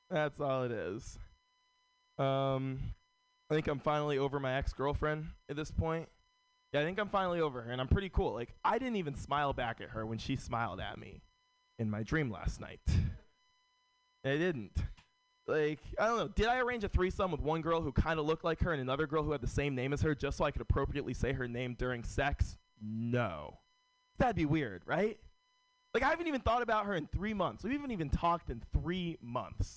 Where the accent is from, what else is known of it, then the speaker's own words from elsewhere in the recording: San Francisco, California, United States; Born and raised in San Francisco